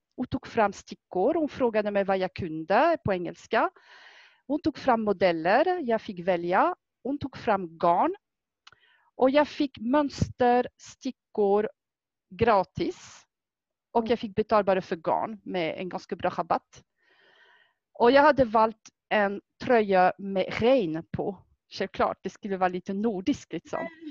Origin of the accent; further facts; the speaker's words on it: France; Swedish is a second language; now in Sweden; Jag kommer från Frankrike ursprungligt och det är faktiskt där jag har lärt mig att sticka